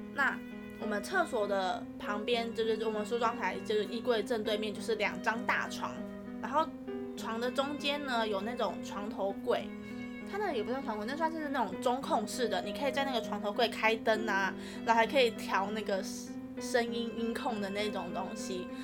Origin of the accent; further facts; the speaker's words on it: northern Taiwan, Taiwan; 我们是北部的学校